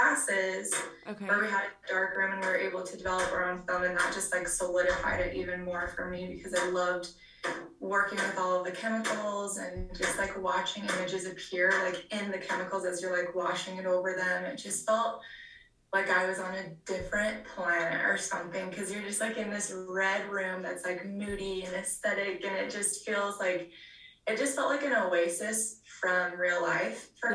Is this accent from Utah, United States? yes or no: yes; Orem, Utah, United States; also born or lived in Provo, Utah / Lindon, Utah; I was born in Utah County. So I was born in Provo. Grew up in Orem and then moved to Linden